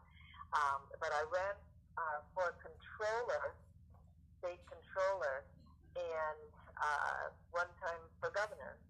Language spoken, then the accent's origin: English; Michigan, United States; moved away as an adult; also born or lived in Massachusetts; now in Oakland, United States; I grew up in Michigan and then I lived in Massachusetts for a while and I've been now in California but since 1979